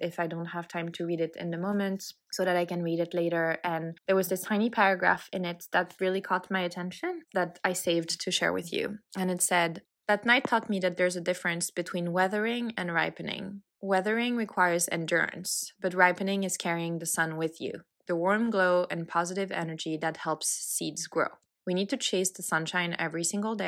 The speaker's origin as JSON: {"language": "English", "country": "France", "tie": "born or raised there", "moved": "yes", "lives_now": "Los Angeles, United States", "said": "I grew up in France. I live in Los Angeles, California"}